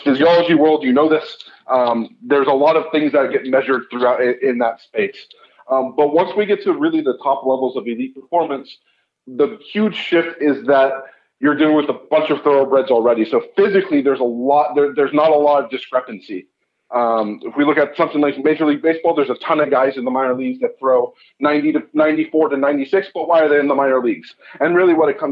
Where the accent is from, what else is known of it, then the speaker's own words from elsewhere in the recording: California, United States; now in Canada; I'm originally from California. I ended up moving to Canada